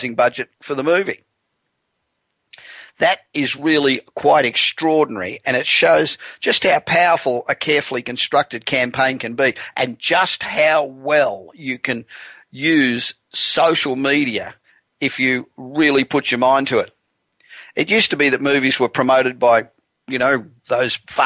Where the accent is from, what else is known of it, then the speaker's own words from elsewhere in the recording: Australia; now in Los Angeles, United States; being Australian but not having been there for one hell of a long time